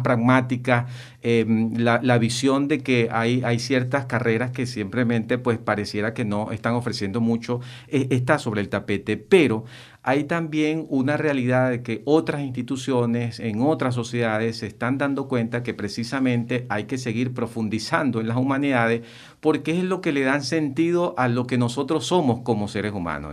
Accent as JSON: {"language": "Spanish", "country": "Venezuela", "said": "como venezolanos"}